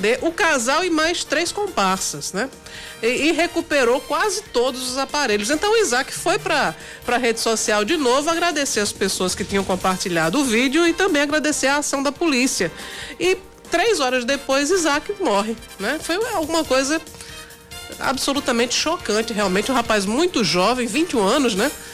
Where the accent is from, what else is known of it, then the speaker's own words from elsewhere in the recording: Northeast Brazil, Brazil; aqui no Nordeste a gente é muito mais receptivo